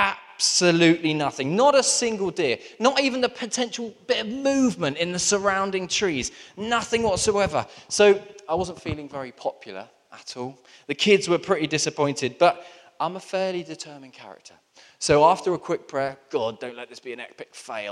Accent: Southampton, South East England, United Kingdom; I grew up in Southampton, which is very close to the New Forest.

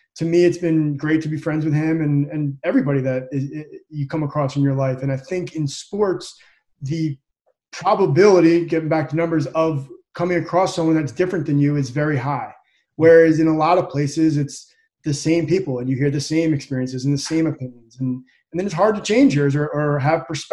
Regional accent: Holmdel, New Jersey, United States; moved away; I grew up in Central Jersey, a little small town called Homedale, New Jersey

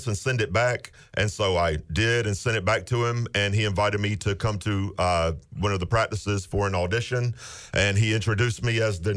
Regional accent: Washington, North Carolina, United States; moved away as an adult; now in Wake Forest, United States; I am actually from Washington, Little Washington. I was born and raised there, and it's still home.

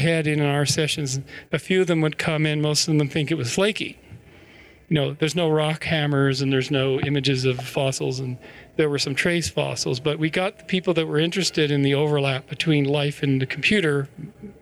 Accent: British Columbia, Canada; near where I grew up in British Columbia

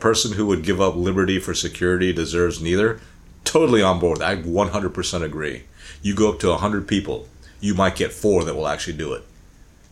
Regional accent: United States; I grew up in America

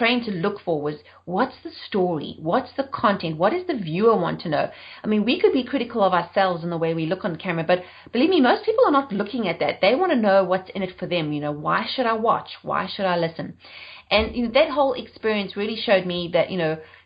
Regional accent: South Africa; moved away as an adult; also born or lived in United Kingdom; now in Charlotte, United States; I'm South African and I've been living in the US for 9 years, but I left South Africa in 2000 and then moved to the UK

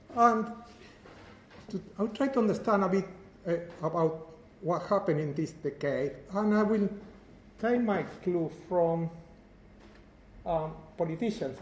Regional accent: Uruguay; moved away; I am from Uruguay

